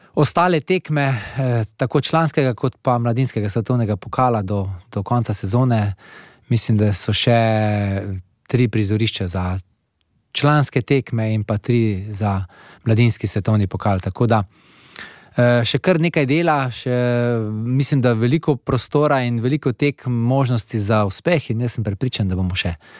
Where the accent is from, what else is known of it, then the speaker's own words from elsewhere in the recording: Slovenia; Slovenci smo vedno navajeni nekih velikih naporov